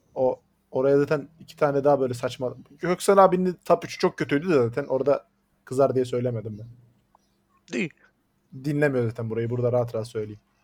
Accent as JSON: {"language": "Turkish", "region": "Black Sea Region", "country": "Turkey"}